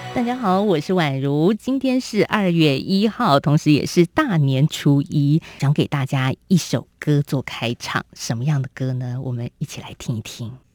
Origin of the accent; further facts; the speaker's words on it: Taiwan; 我们台湾人在过年